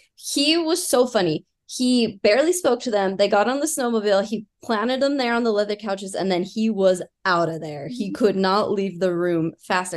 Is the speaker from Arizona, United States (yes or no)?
no; Utah, United States; accent: Utah; We're from Utah